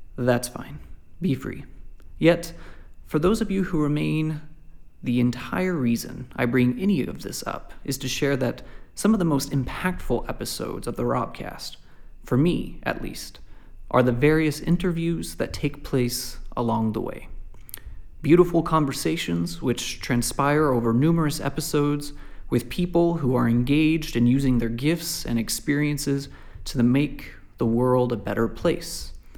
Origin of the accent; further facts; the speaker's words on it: Lubbock, Texas, United States; moved away as an adult; now in Malawi; moved back to the States in Lubbock, where I was from